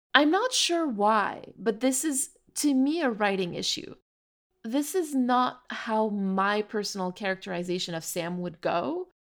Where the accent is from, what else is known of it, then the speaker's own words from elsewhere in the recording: Canada; we're from Canada